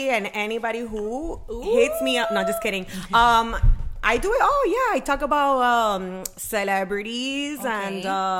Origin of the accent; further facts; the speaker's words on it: Miami, Florida, United States; also born or lived in Carol City; I'm from Miami, the 305.